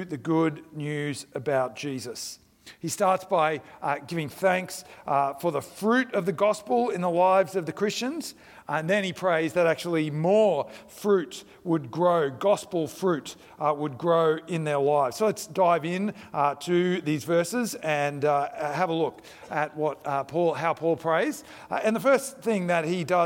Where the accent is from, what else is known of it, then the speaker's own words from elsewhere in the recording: India; moved away; I grew up in India